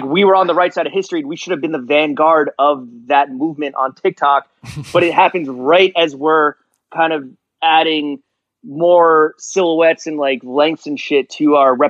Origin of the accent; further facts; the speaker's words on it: Miami, Florida, United States; because I'm from Miami.